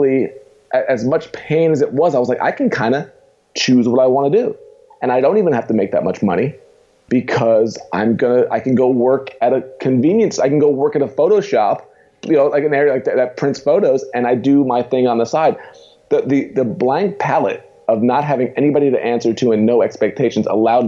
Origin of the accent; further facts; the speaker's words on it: Long Island, New York, United States; moved away as an adult; also born or lived in Queens, New York / Indiana; now in Pittsburgh, United States; moved out to Long Island, New York, as a kid